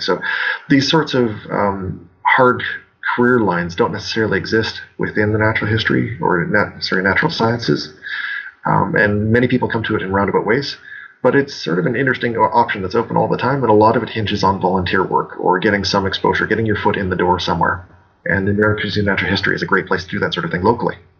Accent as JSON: {"language": "English", "region": "Alberta", "country": "Canada", "tie": "born or raised there", "moved": "as an adult", "lives_now": "Saskatchewan, Canada", "said": "I grew up in Alberta, the province uh, slightly to the west of Saskatchewan, where I'm currently working."}